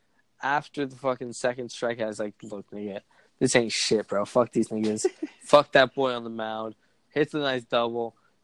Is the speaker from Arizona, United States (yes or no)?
no; Milwaukee, Wisconsin, United States; It's Milwaukee. I'm from Milwaukee.